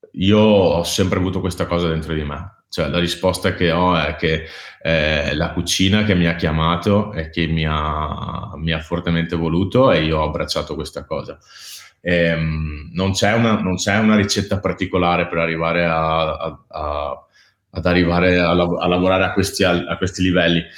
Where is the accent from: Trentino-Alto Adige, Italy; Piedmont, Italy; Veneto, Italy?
Veneto, Italy; moved away as an adult; also born or lived in Copenhagen; da Veneto, gran lavoratore